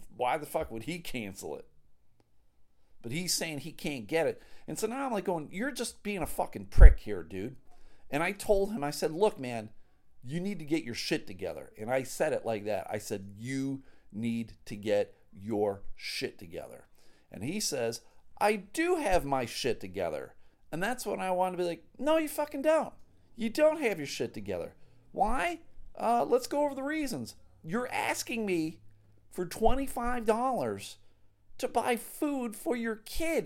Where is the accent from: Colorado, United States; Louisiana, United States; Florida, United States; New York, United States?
New York, United States; Clarence; now in Michigan, United States; Grew up in Buffalo. Big Bills fan